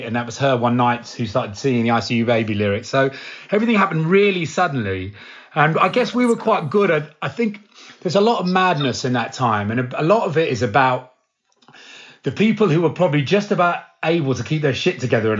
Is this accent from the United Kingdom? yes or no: yes; Cambridge, East of England, United Kingdom; my hometown, from Cambridge